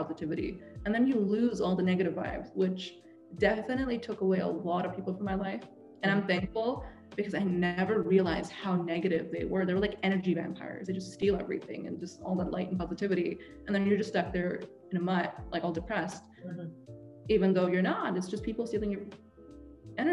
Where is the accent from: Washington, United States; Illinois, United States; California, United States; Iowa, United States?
Washington, United States; Seattle; also born or lived in England; I'm from Seattle. We're all hippies